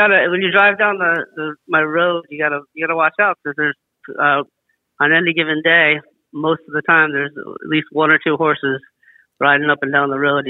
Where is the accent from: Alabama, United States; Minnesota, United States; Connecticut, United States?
Connecticut, United States; West Hartford; moved away as an adult; also born or lived in Los Angeles, California; now in South Bay, United States; I'm from Connecticut, West Hartford, Connecticut. And then I moved out to Los Angeles for college and went to LMU.